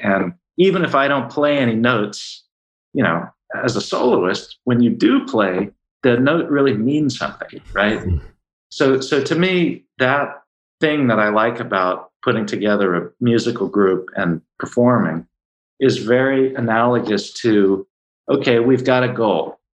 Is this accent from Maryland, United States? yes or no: yes; Baltimore, Maryland, United States; I'm originally from Baltimore